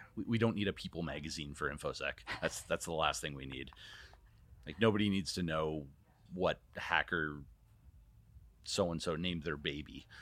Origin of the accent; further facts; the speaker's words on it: Canada; moved away; as a Canadian